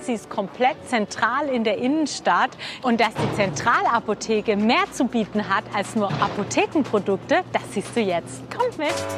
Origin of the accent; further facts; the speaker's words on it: Karlsruhe, Baden-Württemberg, Germany; bei uns in Karlsruhe